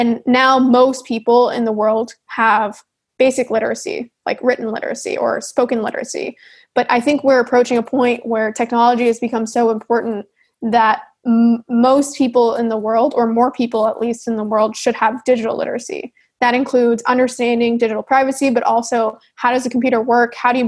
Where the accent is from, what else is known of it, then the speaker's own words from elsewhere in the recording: Canada; I'm Canadian